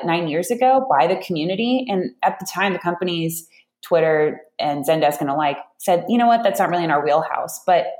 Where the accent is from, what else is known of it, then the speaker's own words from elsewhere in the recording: Southern California, United States; now in San Francisco, United States; I grew up in Southern California